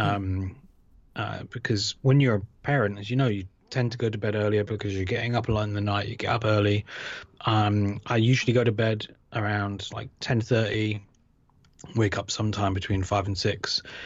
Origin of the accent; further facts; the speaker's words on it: United Kingdom; I grew up in Britain